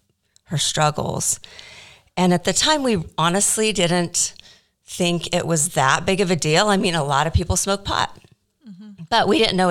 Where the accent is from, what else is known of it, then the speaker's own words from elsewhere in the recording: Wichita, Kansas, United States; I was born and raised in Wichita, Kansas